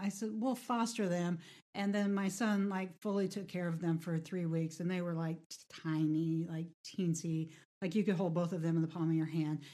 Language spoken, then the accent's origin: English; Midwest, United States; I'm from the Midwest